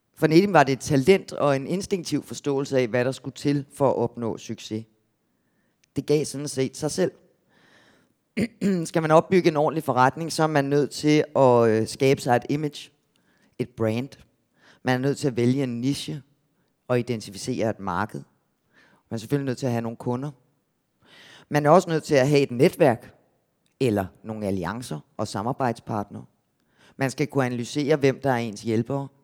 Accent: Gentofte, Capital Region of Denmark, Denmark; der, hvor jeg kommer fra, nord for København

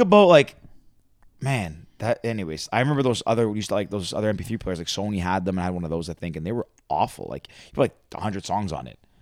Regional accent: Mississauga, Ontario, Canada; I grew up in Mississauga.

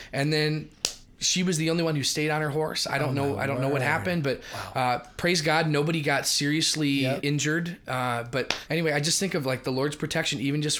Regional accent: United States; as American Christians

